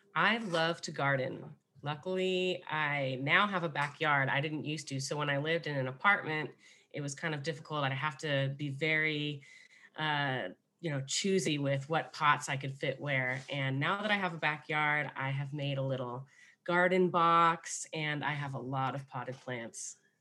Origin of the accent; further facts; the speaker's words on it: Los Angeles, California, United States; also born or lived in Highland Park / Altadena; I am from Los Angeles, born and raised